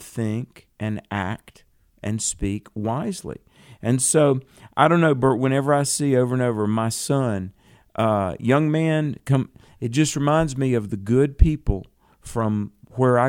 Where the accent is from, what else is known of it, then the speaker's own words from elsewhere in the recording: the South, United States; I'm from the South